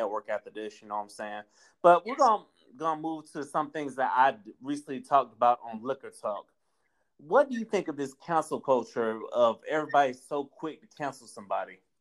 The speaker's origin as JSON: {"language": "English", "region": "Florida", "country": "United States", "tie": "born or raised there", "also_born_or_lived": "North Carolina / Georgia / Texas / Tallahassee, Florida", "accent": "Southern", "said": "I'm born and raised in Florida."}